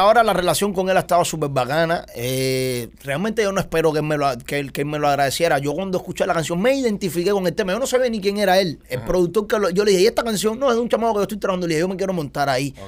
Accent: Cuba; moved away; nosotros nunca en Cuba tuvimos nada

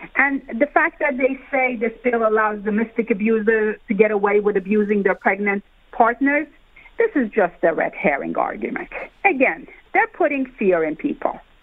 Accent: New York, United States; as a New Yorker

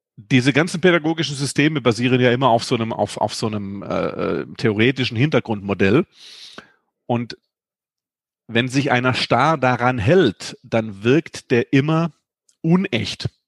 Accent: Germany; ich bin ja ein Kind des Bodensees

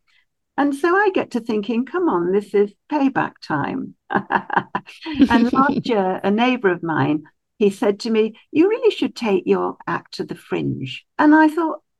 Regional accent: Stockport, North West England, United Kingdom; also born or lived in Peterborough / Llandovery, Wales; I was born in Peterborough until I was about three. And then we moved to a little town in Wales, Llandovery, and we were there from when I was about four till I was 10. And then we moved to Stockport near Manchester.

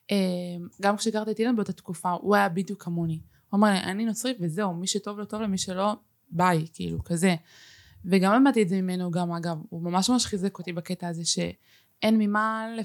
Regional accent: Israel; אני ישראלית ומי שיגיד לי שלא שיקפוץ

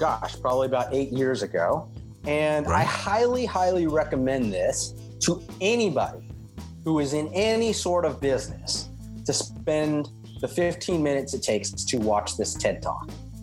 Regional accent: Oakland, California, United States; I'm from Oakland, California, which is right next to the Pixar studios

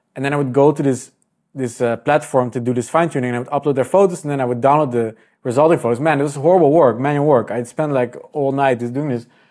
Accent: Netherlands; I'm Dutch

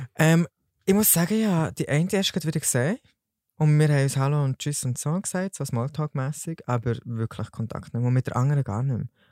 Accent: Solothurn, Switzerland; ich bin 21 und komme von Solothurn

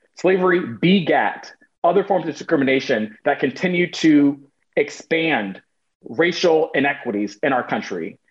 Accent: United States; also born or lived in Portland, Oregon; I am American

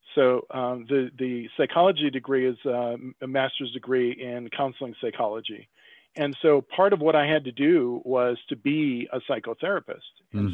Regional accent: upstate New York, United States; moved away as an adult; also born or lived in Brooklyn / Long Island / Philadelphia; I grew up in upstate New York

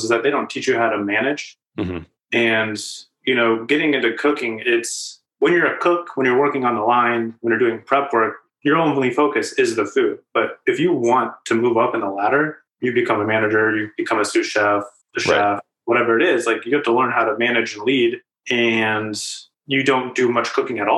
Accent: Mansfield, Ohio, United States; now in Columbus, United States; I'm from Mansfield. It's about an hour north of here.

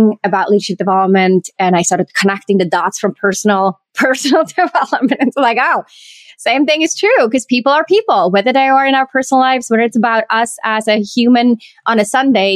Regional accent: Switzerland; I was born and raised in Switzerland

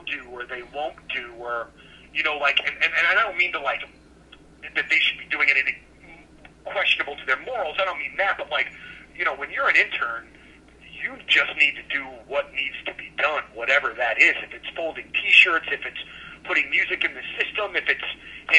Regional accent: Florissant, Missouri, United States; where I grew up in Florissant

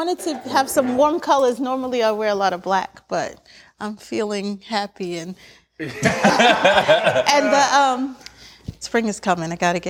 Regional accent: Northeast, United States; I'm from the Northeast, so I cook in the Northeastern style.

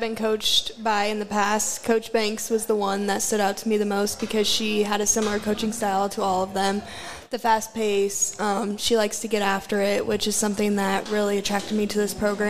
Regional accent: Omaha, Nebraska, United States; Just playing for my hometown is always a little girl's dream, and having my family there at every single game, being the Omaha women's basketball number one fans is great.

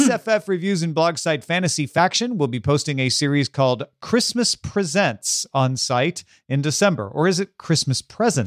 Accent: Southern Illinois, United States; now in Los Angeles, United States; I come from Southern Illinois, from a small town, I still have family there

